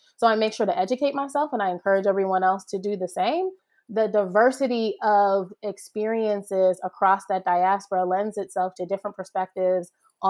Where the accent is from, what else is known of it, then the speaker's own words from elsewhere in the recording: Ohio, United States; also born or lived in Jamaica; So I grew up back and forth between Ohio and Jamaica. My social circle here being largely Jamaican, right? A Jamaican church and a, you know, Jamaican community organizations, et cetera.